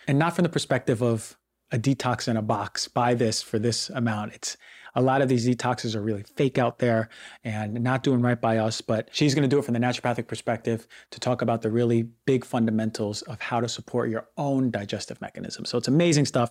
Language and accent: English; New York, United States; growing up in New York